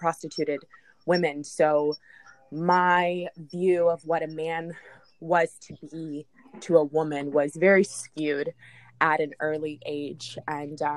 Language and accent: English; Jacksonville, Florida, United States; I grew up in Jacksonville